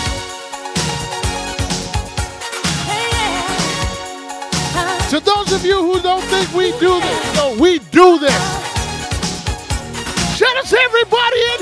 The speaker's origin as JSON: {"language": "English", "town": "Montreal", "region": "Quebec", "country": "Canada", "said": "I'm from Montreal, which is in Canada."}